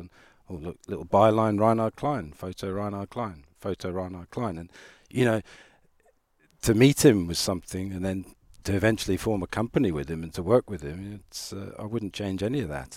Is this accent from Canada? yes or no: no; Ireland; moved away; also born or lived in South Africa; I'm Irish